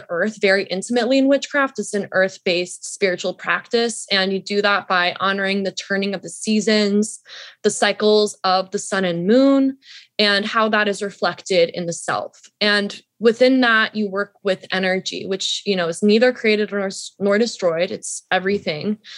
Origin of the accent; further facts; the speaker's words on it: Atlanta, Georgia, United States; I grew up in Atlanta